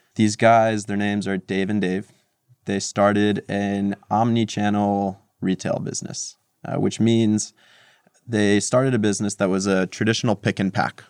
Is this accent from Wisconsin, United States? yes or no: no; Montclair, New Jersey, United States; born or raised there; moved away as an adult; also born or lived in Moscow, Russia / New York City; now in New York, United States